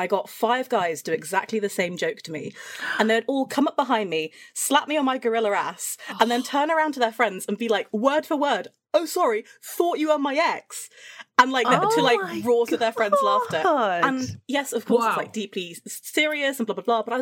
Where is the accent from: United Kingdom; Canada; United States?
United Kingdom; Shropshire, West Midlands; moved away as an adult; now in London, United Kingdom; I was from Shropshire. I was from the countryside. I grew up on a mountain.